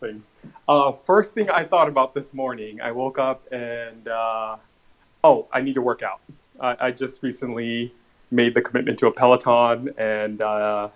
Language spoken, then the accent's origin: English; Los Angeles, California, United States; I grew up in Los Angeles, born and raised